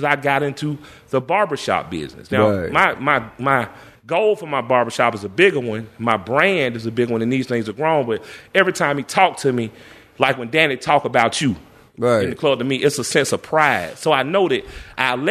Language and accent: English; Atlanta, Georgia, United States; I'm from the Ville